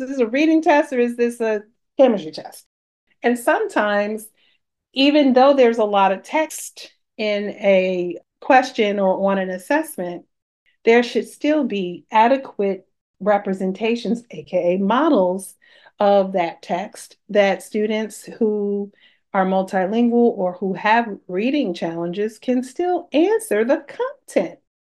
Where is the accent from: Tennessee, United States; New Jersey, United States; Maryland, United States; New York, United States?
New York, United States; New York City; I'm a New Yorker